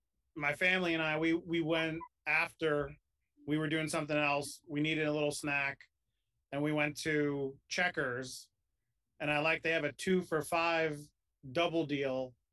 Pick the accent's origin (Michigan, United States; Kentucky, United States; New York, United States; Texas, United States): New York, United States; Oceanside; moved away; I grew up on Long Island.